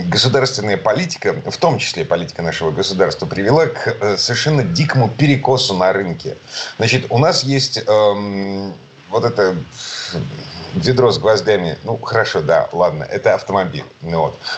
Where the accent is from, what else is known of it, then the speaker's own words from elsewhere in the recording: Saint Petersburg, Russia; из Петербурга